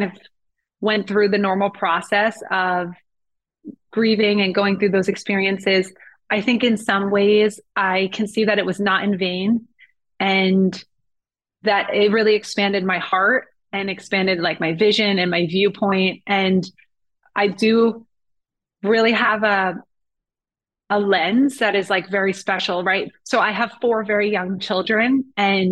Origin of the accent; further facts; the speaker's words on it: New Jersey, United States; I definitely had an amazing childhood, just from New Jersey